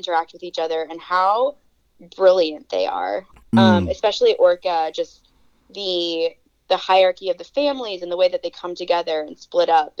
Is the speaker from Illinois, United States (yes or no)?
yes; Herrin, Illinois, United States; moved away as an adult; also born or lived in Virginia; now in Alaska, United States; I'm from Southern Illinois